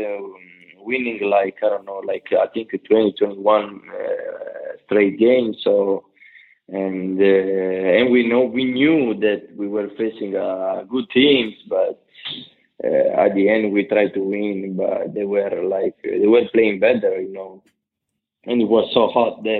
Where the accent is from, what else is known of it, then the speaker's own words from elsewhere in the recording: Sassari, Sardinia, Italy; I was so happy to come back, you know, because it was my hometown